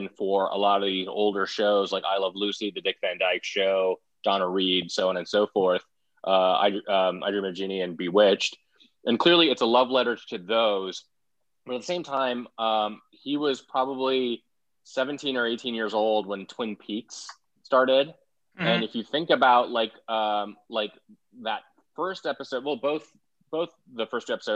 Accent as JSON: {"language": "English", "country": "India", "tie": "born or raised there", "moved": "yes", "said": "I'm an immigrant myself. Growing up in India"}